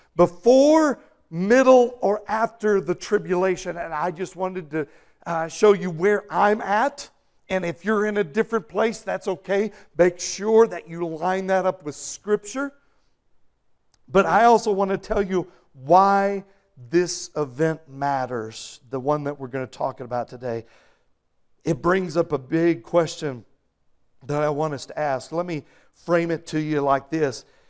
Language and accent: English; Texas, United States; moved away; When I was growing up in Texas